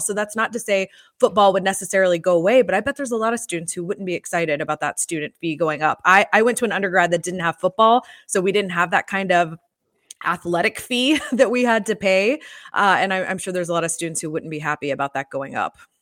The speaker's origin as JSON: {"language": "English", "town": "Atlanta", "region": "Georgia", "country": "United States", "tie": "born or raised there", "also_born_or_lived": "Gainesville", "said": "I grew up in Atlanta"}